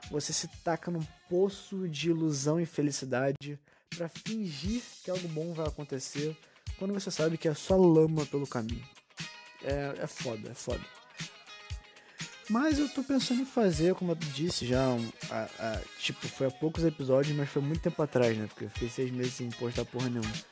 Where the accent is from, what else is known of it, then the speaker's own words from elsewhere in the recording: Rio de Janeiro, Brazil; Essa é minha, essa é minha voz de menor do, do Rio de Janeiro. Eu sou carioca, pra quem não sabe.